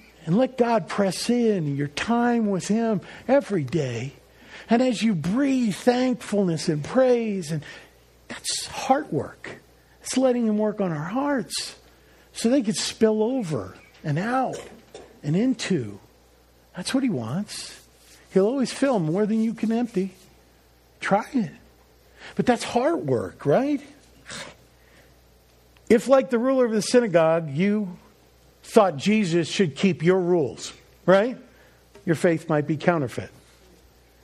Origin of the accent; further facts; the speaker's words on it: Northeast, United States; moved away; also born or lived in New Orleans; I was a transplant from the Northeast. Maybe you picked that up in my language.